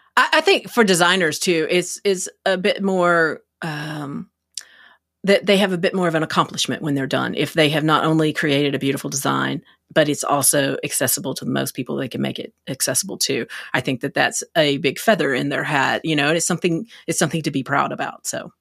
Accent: Texas, United States; I'm from Texas

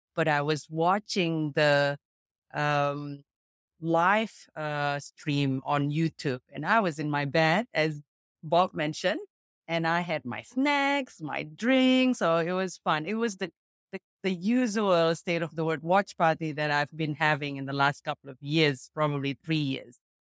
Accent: Jakarta, Indonesia; I'm from Jakarta, Indonesia

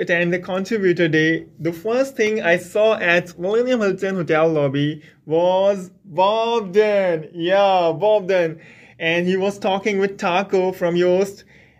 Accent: Pakistan; English is a second language; Community Manager, WP Experts, a WordPress agency, and I'm from Pakistan.

